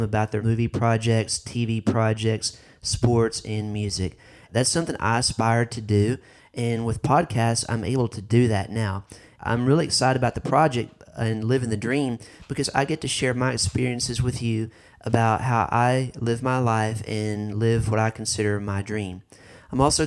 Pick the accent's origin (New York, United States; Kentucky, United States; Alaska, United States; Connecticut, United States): Kentucky, United States; Paducah; moved away as an adult; also born or lived in Marshall County, Kentucky / Miami, Florida / West Palm Beach, Florida; I'm originally from Paducah, Kentucky, which is a small town in western Kentucky.